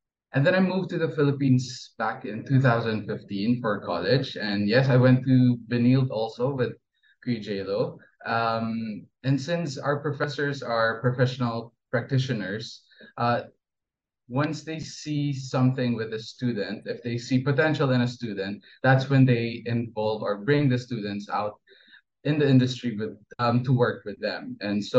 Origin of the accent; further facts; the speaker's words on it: Brunei; So I was born and raised in Brunei, and Brunei is a Muslim and very conservative country. But both of my parents are Filipino